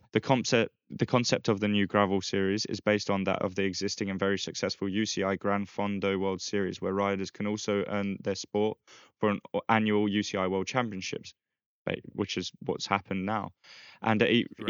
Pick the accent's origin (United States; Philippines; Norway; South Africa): Philippines; now in Spain; my hometown, Philippines